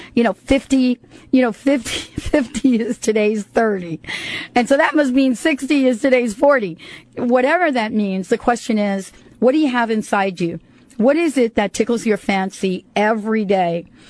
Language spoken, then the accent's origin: English; United States; moved away; also born or lived in New York City / New Jersey; I grew up in New York and New Jersey